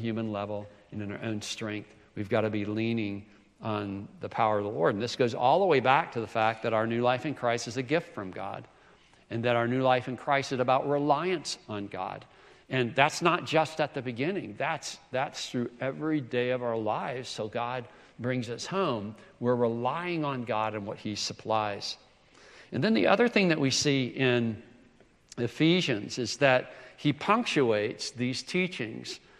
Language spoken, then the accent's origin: English; South Carolina, United States; I'm from South Carolina, the first state to secede from the Union